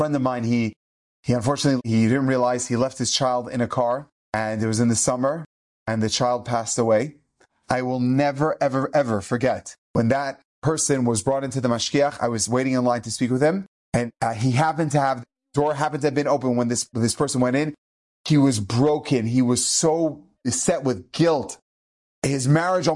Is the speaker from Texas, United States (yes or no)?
no; Denver, Colorado, United States; I grew up in Denver, Colorado